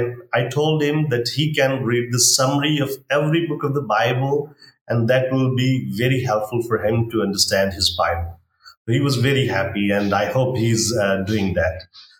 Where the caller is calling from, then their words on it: Punjab, Pakistan; first language Punjabi; English is a second language; We have local languages, like I am in Punjab, and my mother tongue is Punjabi language.